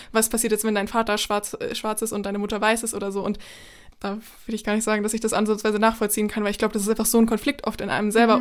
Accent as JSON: {"language": "German", "country": "Germany", "also_born_or_lived": "United States", "said": "natürlich bin ich Deutsche"}